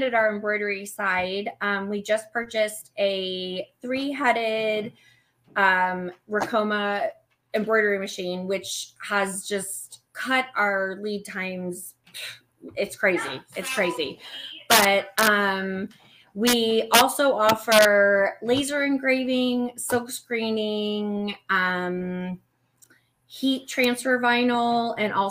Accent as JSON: {"language": "English", "region": "the South", "country": "United States", "moved": "as an adult", "lives_now": "Erie, Pennsylvania, United States", "said": "I'm from the South. We have a saying, the bigger the hair bow, the closer to heaven"}